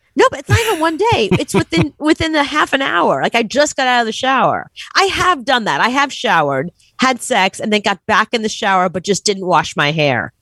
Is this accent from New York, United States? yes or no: yes; New York City, New York, United States; growing up in Brooklyn